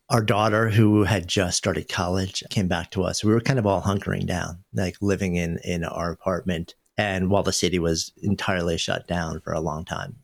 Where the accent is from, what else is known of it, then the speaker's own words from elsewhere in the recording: New York, United States; moved away as an adult; now in Boulder, United States; I grew up just outside of New York and lived in the city for my entire adult life for thirty years